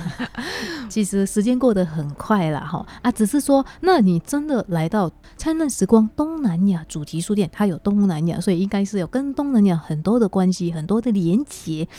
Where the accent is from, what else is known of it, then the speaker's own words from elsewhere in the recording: Indonesia; now in Taiwan; 我这个来自印尼的